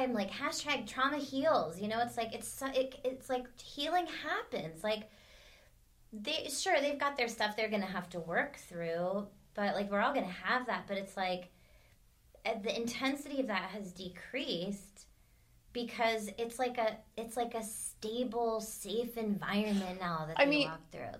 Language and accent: English; United States; I'm American.